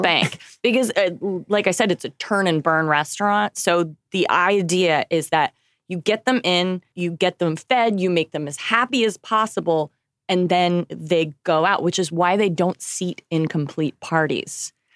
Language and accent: English; Oklahoma, United States; moved away; I come from Oklahoma